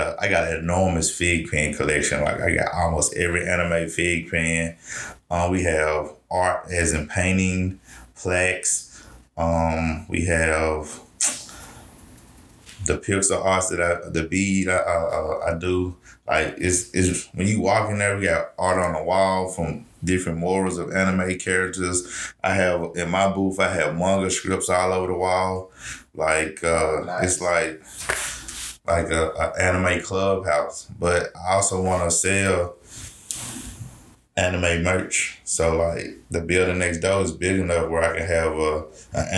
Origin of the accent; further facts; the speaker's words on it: Memphis, Tennessee, United States; I grew up in Memphis